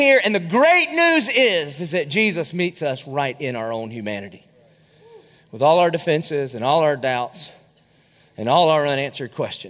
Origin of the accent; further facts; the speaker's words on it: the South, United States; a lot of us grew up around here. We're from the South.